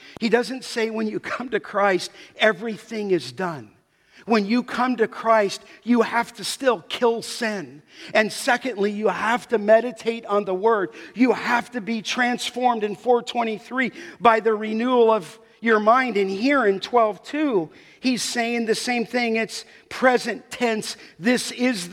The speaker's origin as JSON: {"language": "English", "town": "Los Angeles", "region": "California", "country": "United States", "tie": "born or raised there", "said": "growing up in the San Fernando Valley"}